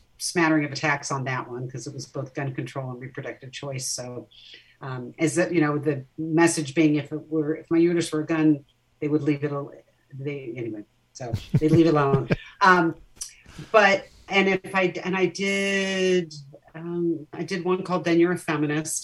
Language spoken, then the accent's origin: English; Orange County, California, United States; I grew up in Orange County, California.